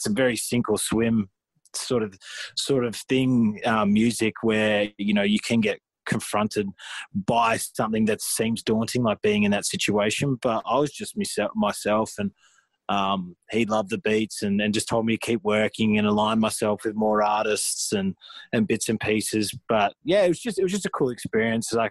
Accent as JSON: {"language": "English", "country": "Australia", "said": "for years we sort of just were classed as Aussie hip hop, you know, and it was just I never really found myself in that niche, which like I am now collaborating with more Australian artists"}